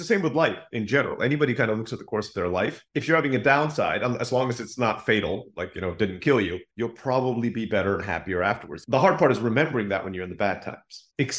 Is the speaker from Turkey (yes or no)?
yes; Turkey; also born or lived in Philippines; When I grew up in Turkey. My mom's from the Philippines. I was born there. I moved to Turkey when I was very young